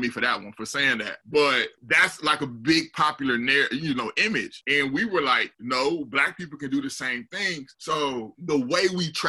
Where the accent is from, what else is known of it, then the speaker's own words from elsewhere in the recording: Austin, Texas, United States; also born or lived in Panama; I'm not Nigerian. I'm from Austin, Texas.